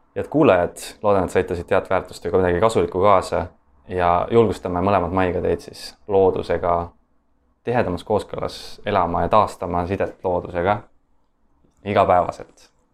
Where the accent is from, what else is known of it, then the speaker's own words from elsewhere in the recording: Estonia; me oleme loodusrahvas, äh, eestlased